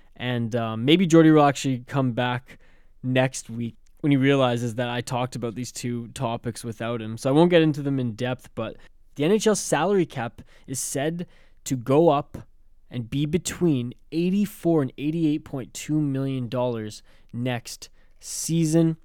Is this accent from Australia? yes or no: no; Canada; also born or lived in West Coast; I'm a Canadian